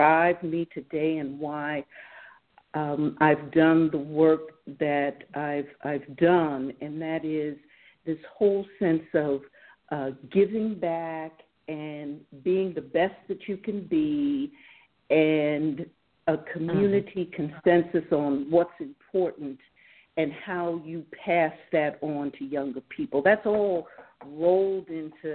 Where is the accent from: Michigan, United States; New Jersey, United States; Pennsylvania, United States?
New Jersey, United States; Jersey Shore; now in Detroit, United States; I grew up on the Jersey Shore, loved it.